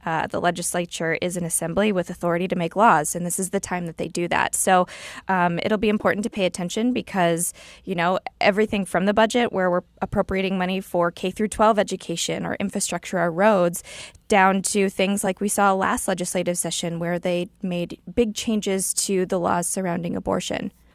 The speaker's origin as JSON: {"language": "English", "region": "Illinois", "country": "United States", "moved": "yes", "lives_now": "Missouri, United States", "said": "I'm from Illinois, where we didn't have a budget for a couple years, so I got to see how horrible it was for our state to not have a budget"}